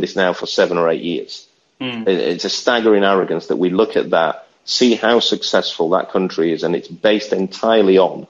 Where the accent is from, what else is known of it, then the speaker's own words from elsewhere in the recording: United Kingdom; in Britain, we